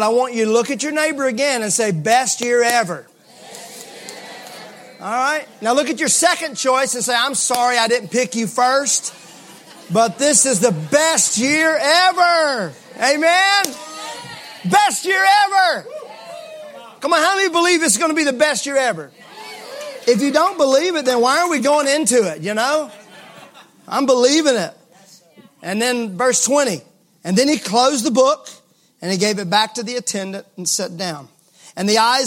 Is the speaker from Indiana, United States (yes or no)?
no; Mississippi, United States; I'm from Mississippi